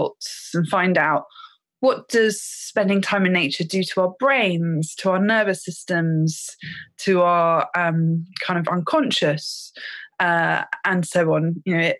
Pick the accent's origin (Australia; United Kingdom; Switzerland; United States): United Kingdom; Thames Valley, South East England; I grew up in the Thames Valley in quite an urban area